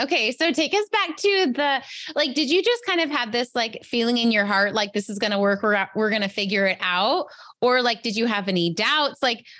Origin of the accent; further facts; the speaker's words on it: Chula Vista, California, United States; I grew up in West Chula Vista. I live in East Chula Vista now